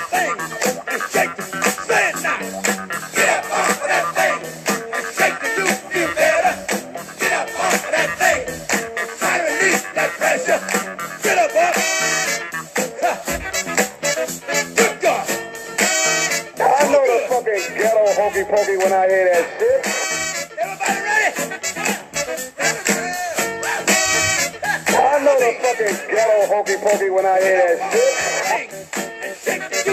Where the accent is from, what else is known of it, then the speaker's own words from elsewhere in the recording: New Orleans, Louisiana, United States; I'm from New Orleans